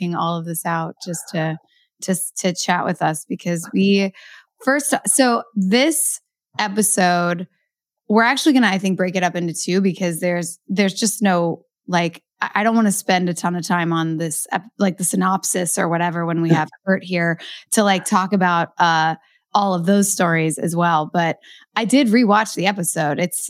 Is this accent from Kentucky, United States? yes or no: yes; Kentucky, United States; growing up in Kentucky.